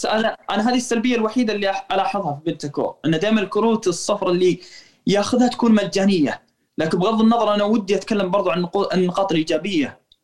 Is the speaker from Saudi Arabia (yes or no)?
yes; Saudi Arabia; عندنا في السعوديه نقول لاعب خشاش